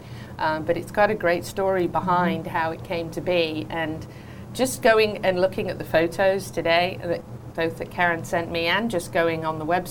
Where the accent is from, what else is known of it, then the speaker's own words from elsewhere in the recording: England, United Kingdom; now in United States; growing up in England